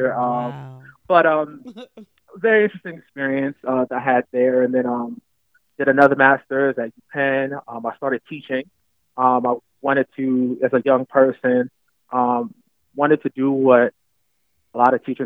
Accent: Camden, New Jersey, United States; moved away as an adult; also born or lived in Jamaica (heritage); now in New York City, United States; Originally from Camden, New Jersey

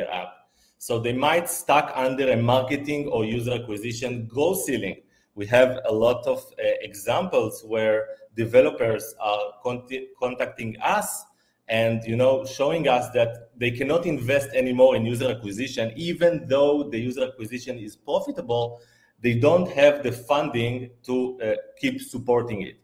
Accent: Israel; moved away as an adult; also born or lived in Italy / Thailand; now in Phuket, Thailand; I'm originally from Israel. I lived there

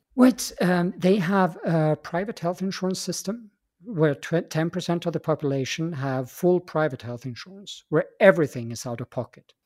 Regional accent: Stockholm, Stockholm County, Sweden; moved away as an adult; also born or lived in Austria; I come from Stockholm, Sweden, uh, born and raised there, and uh, but I left that country when I was uh, 24 years of age

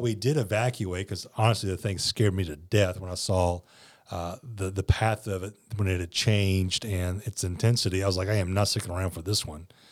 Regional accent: South Louisiana, United States; also born or lived in New Orleans; growing up in South Louisiana, Hurricanes were just a part of life.

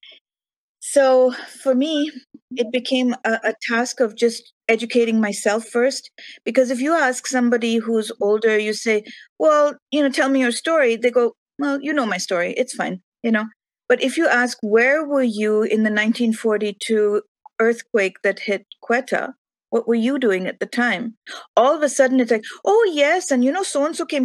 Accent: India; moved away; growing up in India

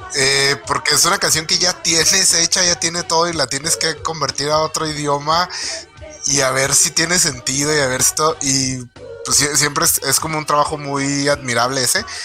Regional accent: Mexico

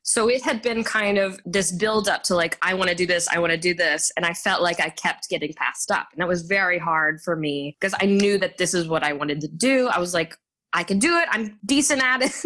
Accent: Garland, Texas, United States; also born or lived in Dallas, Texas; I was born in Dallas, Texas, but I grew up in a suburb called Garland, Texas

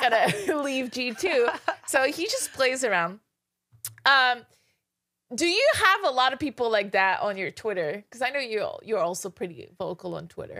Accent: Canada; now in Los Angeles, United States; I'm from Canada

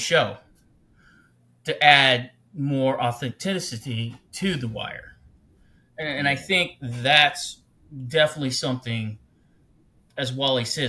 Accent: Ohio, United States; I come from Ohio, a small town in Ohio

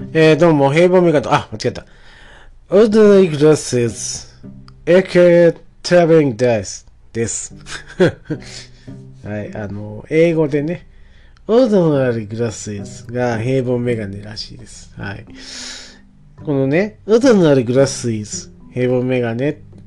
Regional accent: Nakatsu, Oita City / Yabakei, Japan; 12歳まで、えー、市の方に、大分市の方にいたんですけど、転校しまして中津市というところに

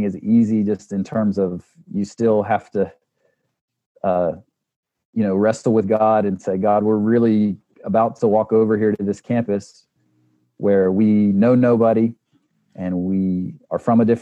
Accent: United States; moved away as an adult; also born or lived in South Africa; as an American

